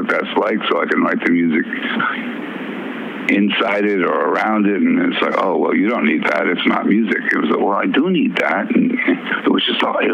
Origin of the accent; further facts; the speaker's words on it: Worcester, Massachusetts, United States; also born or lived in Minneapolis, Minnesota / New Orleans, Louisiana; we moved to Worcester, Massachusetts.